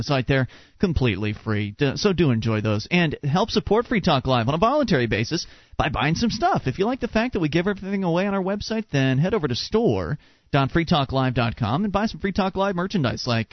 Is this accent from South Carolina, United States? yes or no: no; Florida, United States; moved away as an adult; Mark and I were both born and raised in Florida, and we only just left this year